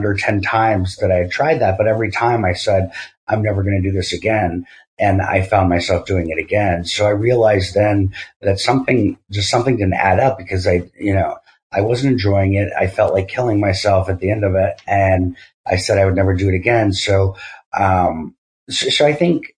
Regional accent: Massachusetts, United States; moved away; also born or lived in New York / California; I grew up in Massachusetts

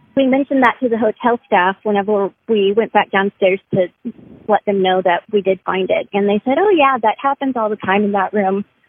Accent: Austin, Texas, United States; I was born and raised in Austin, Texas

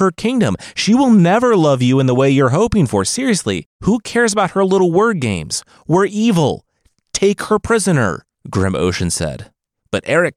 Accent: Midwest, United States; I'm from the Midwest.

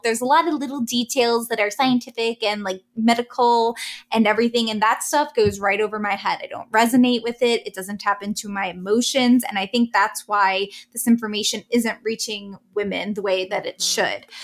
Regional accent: East Coast, United States; I'm from the East Coast

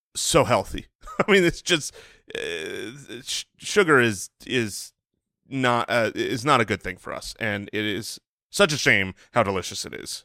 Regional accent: United States; an American who has eaten plenty of bread

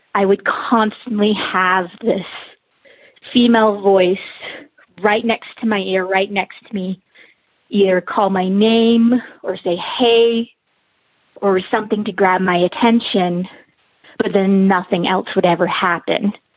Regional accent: Utah, United States; I'm from Utah.

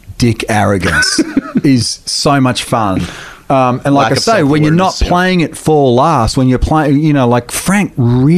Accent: Australia; being from Australia

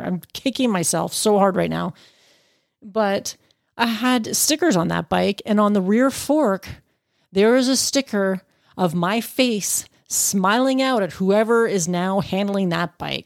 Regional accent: Canada; as a Canadian

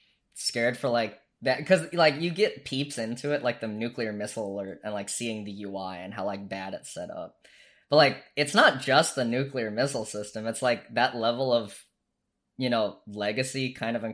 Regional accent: Hawaii, United States; moved away; I grew up in Hawaii

